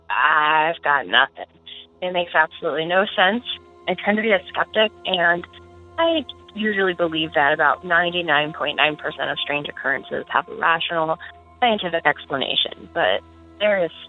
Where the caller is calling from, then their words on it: Omaha, Nebraska, United States; I am calling from Omaha, Nebraska.